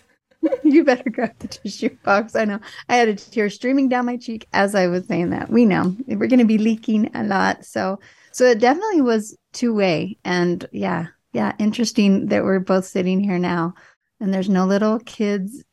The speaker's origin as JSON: {"language": "English", "region": "Indiana", "country": "United States", "moved": "yes", "said": "I was from Indiana"}